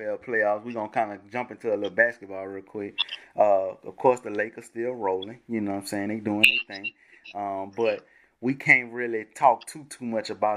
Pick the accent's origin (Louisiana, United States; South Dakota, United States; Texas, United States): Louisiana, United States; Baton Rouge; I'm from Baton Rouge